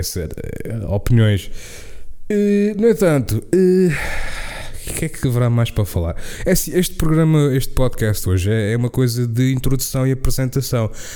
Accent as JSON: {"language": "Portuguese", "country": "Portugal", "first_language": "Portuguese"}